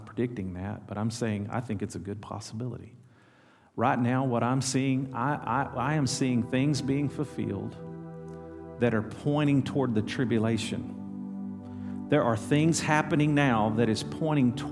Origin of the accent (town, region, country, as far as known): El Dorado, Arkansas, United States; born or raised there